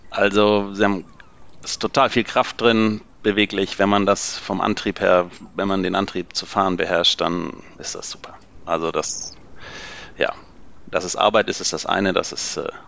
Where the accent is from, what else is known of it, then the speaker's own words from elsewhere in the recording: Swabia, Germany; Ich bin Schwabe, gebürtiger Schwabe